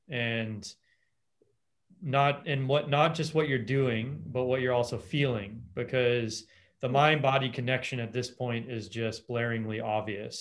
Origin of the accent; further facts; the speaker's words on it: Los Angeles, California, United States; I grew up in Los Angeles